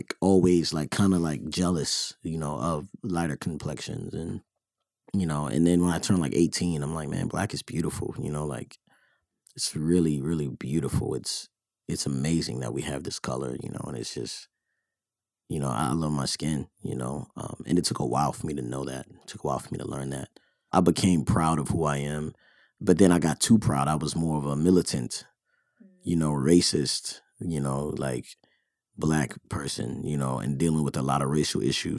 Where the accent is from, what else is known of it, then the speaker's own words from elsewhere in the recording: Baltimore, Maryland, United States; moved away; also born or lived in California; I grew up in Baltimore